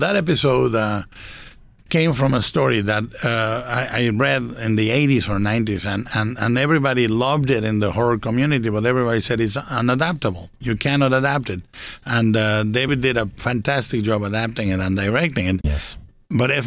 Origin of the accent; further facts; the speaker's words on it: Guadalajara, Jalisco, Mexico; animated in Mexico in Guadalajara in my hometown